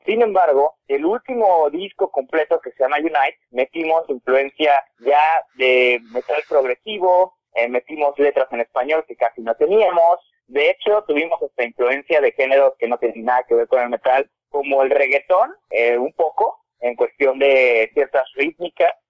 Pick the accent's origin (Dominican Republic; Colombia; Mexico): Mexico; Tehuacán, Puebla; moved away as an adult; now in Mexico City, Mexico; la, banda realmente empezó como un hobby en Tehuacán, Puebla, ni siquiera Puebla la ciudad, sino un municipio. Ahí yo con mi vecino eh, empezábamos